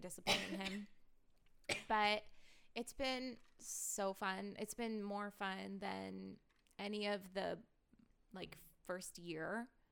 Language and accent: English; Portland, Oregon, United States; I grew up in Portland